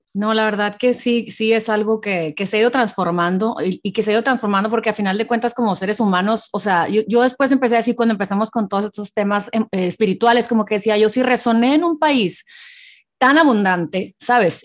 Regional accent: Hermosillo, Sonora, Mexico; moved away as an adult; now in United States; yo nací en México, Hermosillo, Sonora

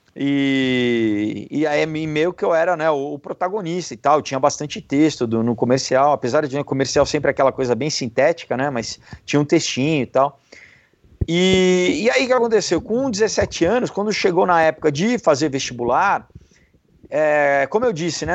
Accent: São Paulo, Brazil; eu sou de São Paulo

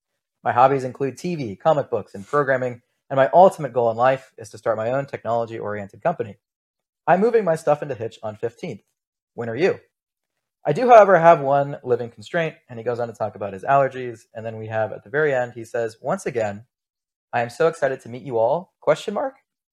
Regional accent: Pittsburgh, Pennsylvania, United States; So for context, I came to UCLA from Pittsburgh. Pittsburgh is where I went to high school

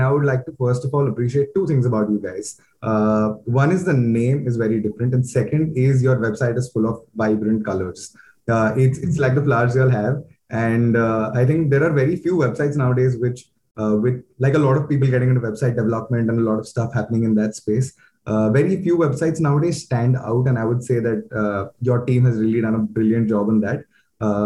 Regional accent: India; growing up in India

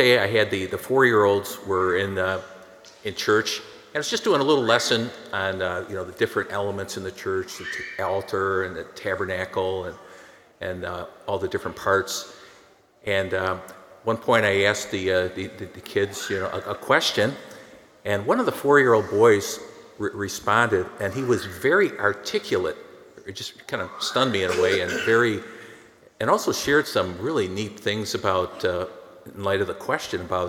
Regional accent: McHenry, Illinois, United States; Growing up in McHenry, Illinois, my family went to Mass every Sunday

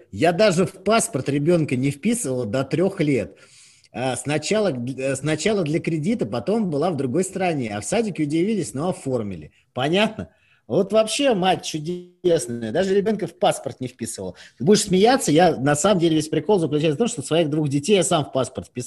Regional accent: Chelyabinsk, Chelyabinsk Oblast, Russia; Я из Челябинска.

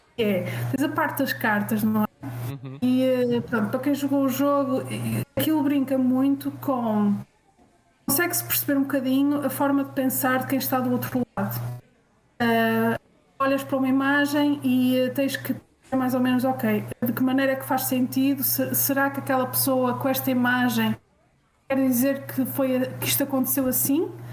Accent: Portugal; sendo eu portuguesa

